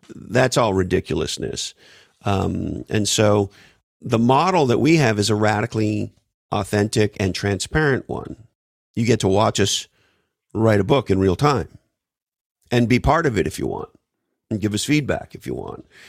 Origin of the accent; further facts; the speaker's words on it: Montreal, Quebec, Canada; moved away; I grew up in the East Coast, Montreal, Canada